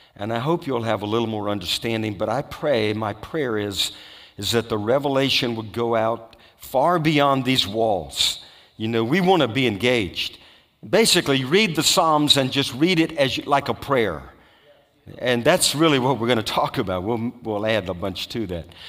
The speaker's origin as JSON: {"language": "English", "region": "Louisiana", "country": "United States", "tie": "born or raised there", "said": "I grew up in Louisiana"}